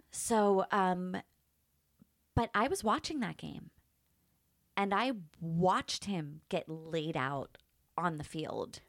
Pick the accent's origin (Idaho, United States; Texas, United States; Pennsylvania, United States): Pennsylvania, United States; Pittsburgh; now in San Diego, United States; I grew up in Pittsburgh